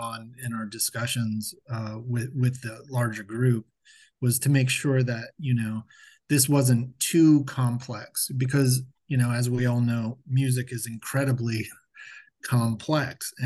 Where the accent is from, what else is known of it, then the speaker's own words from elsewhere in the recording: Akron, Ohio, United States; now in Dayton, United States; I'm actually originally from Akron, Ohio